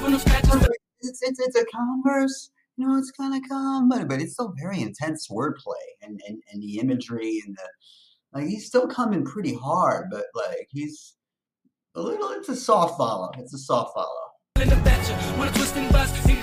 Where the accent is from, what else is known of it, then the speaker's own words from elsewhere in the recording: New York City, New York, United States; I'm from Brooklyn.